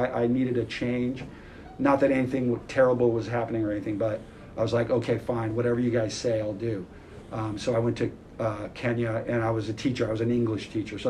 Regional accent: Central California, United States; my hometown in Central California, which is very agricultural

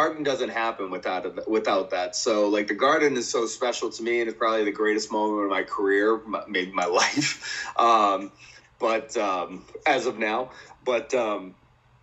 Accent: Boston, Massachusetts, United States; my hometown in Boston

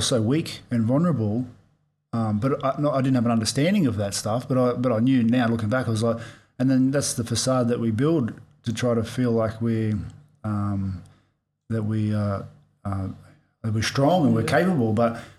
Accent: Australia; growing up in Australia

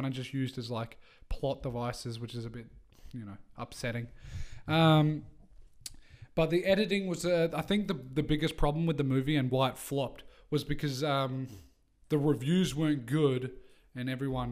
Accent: England, United Kingdom; we're English.

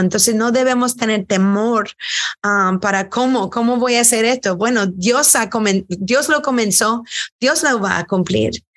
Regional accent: United States; also born or lived in Houston, Texas; Nuestras madres son de Irlanda, somos primera generación americanos

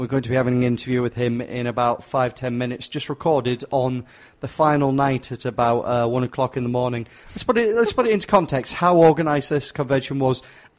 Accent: England, United Kingdom; I'm stupid and I'm English.

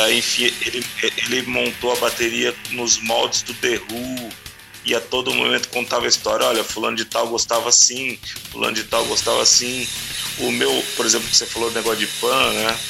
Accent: Araçatuba, São Paulo, Brazil; also born or lived in Rio de Janeiro; eu sou nascido e criado em São Paulo. me mudei para o interior de São Paulo ainda ah. novinho.

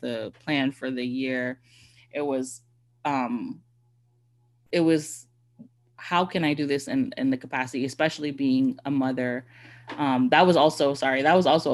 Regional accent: Bahamas; I'm technically not a Bahamian, but am a Bahamian

